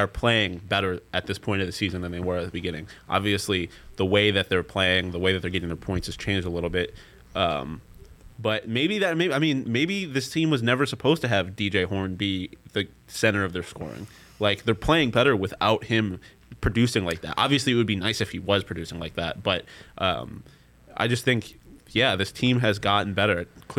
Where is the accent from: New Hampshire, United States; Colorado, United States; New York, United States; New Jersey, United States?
New York, United States; Buffalo; accent: Buffalo; I have an accent. I don't know what to tell you. It's my Buffalo accent.